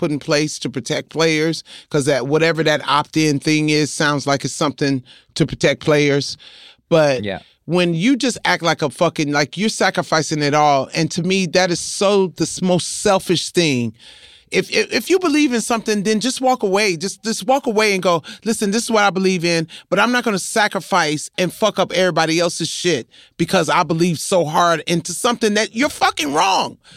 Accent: New York, United States; I'm I'm from New York.

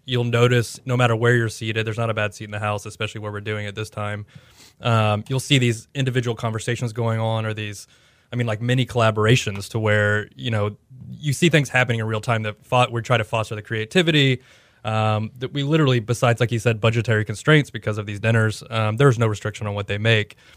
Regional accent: Houston, Texas, United States; moved away; also born or lived in Oklahoma City / Austin; I grew up in Houston

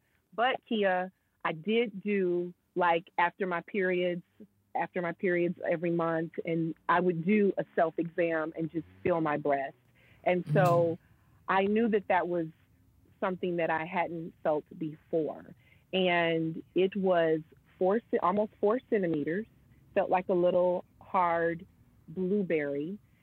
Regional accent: Michigan, United States; moved away as an adult; also born or lived in New York; relocate and come back to my hometown

